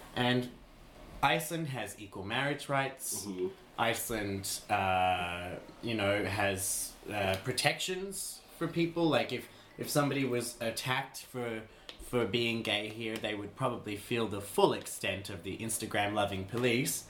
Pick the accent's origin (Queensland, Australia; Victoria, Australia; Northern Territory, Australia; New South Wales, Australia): Queensland, Australia; I grew up in Queensland, industry, Australia, which is an incredibly homophobic place